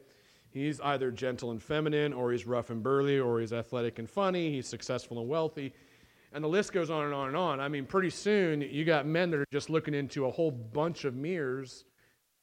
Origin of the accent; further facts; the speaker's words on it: United States; I'm American and I live in America and I've never been overseas yet